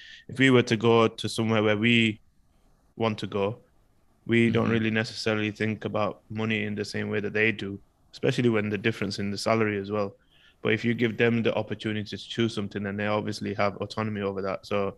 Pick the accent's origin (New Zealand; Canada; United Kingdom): United Kingdom; I know even as a British person, I see it